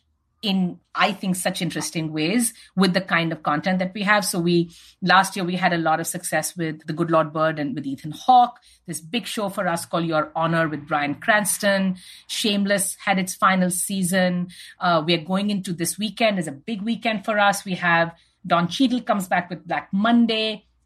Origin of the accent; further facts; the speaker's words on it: India; moved away as an adult; now in United States; I grew up in India